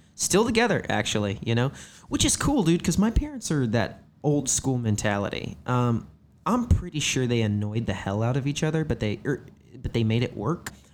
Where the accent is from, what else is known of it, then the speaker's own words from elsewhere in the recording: Herrin, Illinois, United States; now in Los Angeles, United States; I'm from a little town called Heron, Illinois